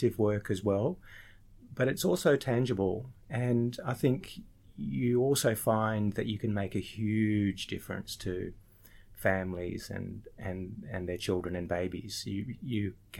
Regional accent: Sydney, New South Wales, Australia; also born or lived in Lake Macquarie; I'm a local to Sydney. I grew up in Sydney. I spent some time up on Lake Macquarie as well and going to high school up there

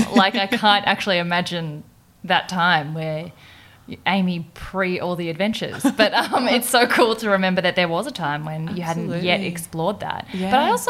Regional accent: Perth, Western Australia, Australia; I'm from Perth.

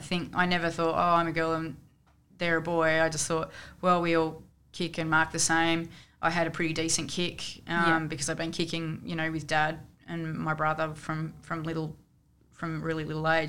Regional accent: Canberra, Australian Capital Territory, Australia; me growing up in Canberra

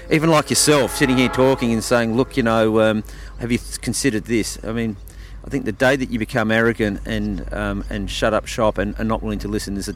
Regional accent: South Australia, Australia; growing up in the Barossa, you know, I'm, I'm actually I like Shiraz

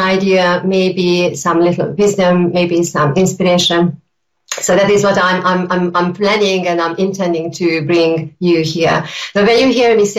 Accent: Hungary; now in United Kingdom; I am originally from Hungary, and I've been living in the UK for many, many years.

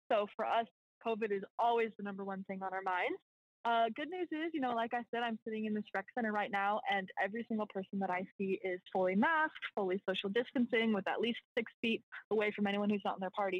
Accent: just outside of Portland, Oregon, United States; moved away as an adult; also born or lived in Central Texas; now in New Orleans, United States; So I was born and raised just outside of Portland, Oregon, and then spent 4 years in college in Central Texas

